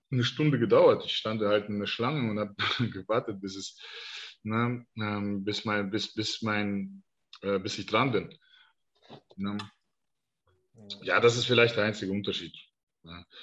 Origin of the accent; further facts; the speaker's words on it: Denmark; ich aus Dänemark komme.